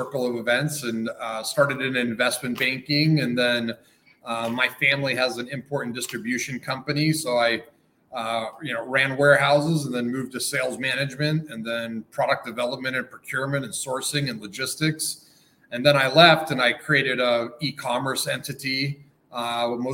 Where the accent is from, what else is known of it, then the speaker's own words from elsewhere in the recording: Denver, Colorado, United States; also born or lived in Los Angeles, California; moved back to my hometown in Denver in Colorado